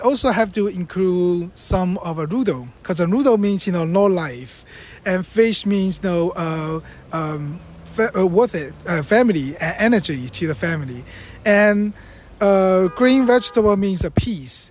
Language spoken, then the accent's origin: English; Fujian, China; moved away; Fujian is a province from where my hometown